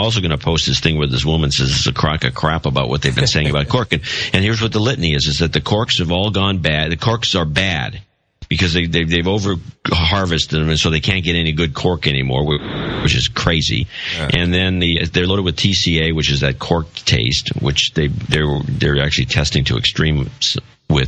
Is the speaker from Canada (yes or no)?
no; United States; I'm an American.